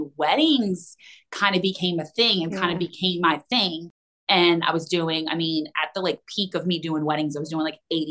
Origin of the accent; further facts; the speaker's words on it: Houston, Texas, United States; moved away; also born or lived in Destin, Florida; I was born in Houston and then we moved to Florida, actually Destin, for like a year